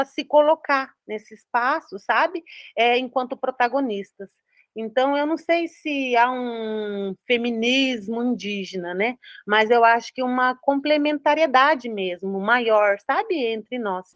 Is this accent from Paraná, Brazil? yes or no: yes; Paraná, Brazil; eu sou aqui do Paraná